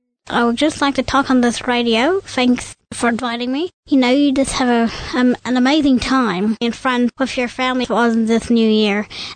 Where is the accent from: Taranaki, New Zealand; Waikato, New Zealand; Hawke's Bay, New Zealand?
Waikato, New Zealand; Hamilton; since I'm from Hamilton